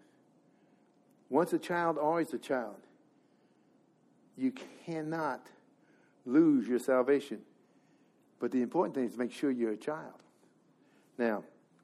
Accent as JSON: {"language": "English", "region": "Missouri", "country": "United States", "said": "I'm from Missouri"}